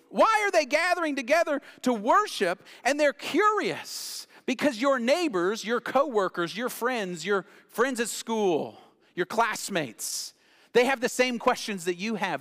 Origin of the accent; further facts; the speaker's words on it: Knoxville, Tennessee, United States; I grew up in West Knoxville